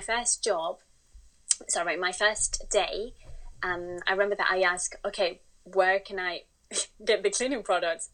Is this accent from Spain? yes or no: yes; Spain; English is a second language; moved away as an adult; now in United Kingdom; I'm originally from Spain.